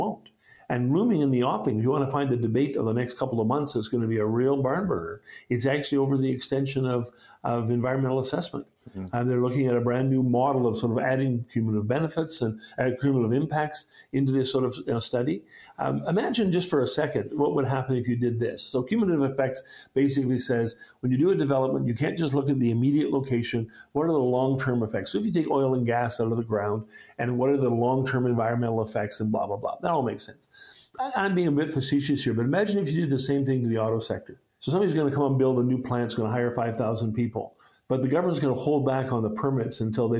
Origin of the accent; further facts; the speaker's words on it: Yukon, Canada; I'm from the Yukon